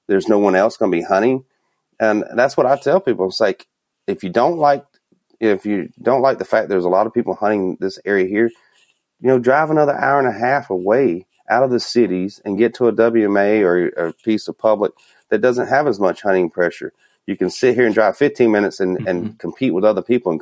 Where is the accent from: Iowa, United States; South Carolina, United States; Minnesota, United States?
Minnesota, United States; Here I am from Minnesota